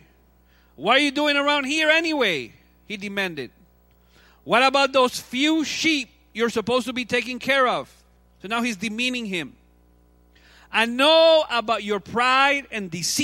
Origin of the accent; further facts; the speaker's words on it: Cuba; moved away; I'm from Cuba. So I grew up playing baseball